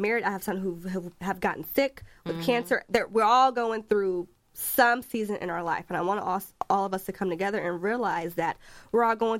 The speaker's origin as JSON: {"language": "English", "town": "Indianapolis", "region": "Indiana", "country": "United States", "moved": "yes", "said": "I'm from Indianapolis, but I live in a different city. But anyway, when I come home to Indianapolis, I'll go to my mom's house"}